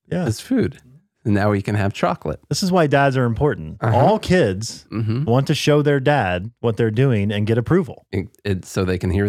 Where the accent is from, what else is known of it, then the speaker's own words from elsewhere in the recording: United States; I think the biggest thing as an American, we've been involved in too many wars for too long